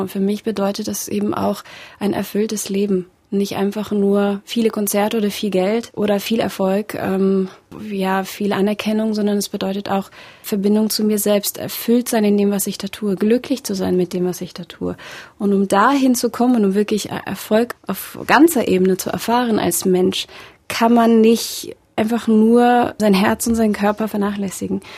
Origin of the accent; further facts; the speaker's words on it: Germany; also born or lived in Russia / Berlin; Ich bin schon mit acht Jahren nach Deutschland gekommen und ähm, ja, war da noch ein Kind